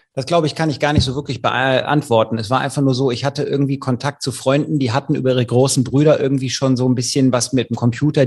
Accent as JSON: {"language": "German", "town": "Leverkusen", "region": "North Rhine-Westphalia", "country": "Germany", "said": "ich komme ja aus Leverkusen"}